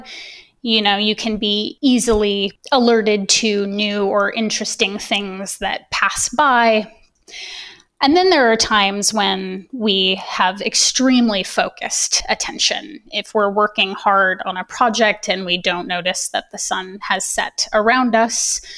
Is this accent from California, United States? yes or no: yes; Sacramento, California, United States; moved away as an adult; also born or lived in Berkeley, California; now in Illinois, United States; I was born and raised in Sacramento, California